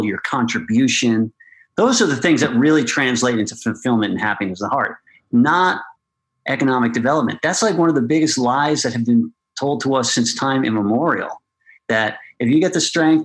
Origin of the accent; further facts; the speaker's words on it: Westchester, New York, United States; I came from Westchester